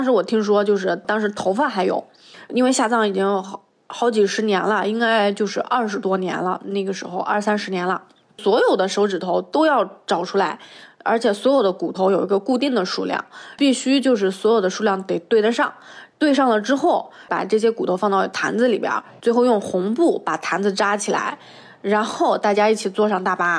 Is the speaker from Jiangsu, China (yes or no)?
yes; Sheyang, Jiangsu, China; 我的家乡在江苏盐城射阳县，然后第一次这么完整的报出自己的家乡坐标。